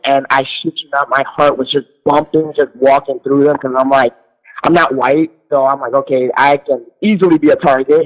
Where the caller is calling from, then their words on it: New York City, New York, United States; I'm calling in from New York City